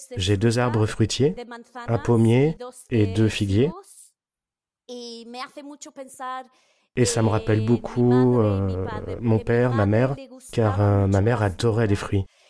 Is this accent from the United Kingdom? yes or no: yes; London, United Kingdom; first language Spanish; French is a second language; Je suis à moitié espagnole, à moitié italienne et je suis née ici.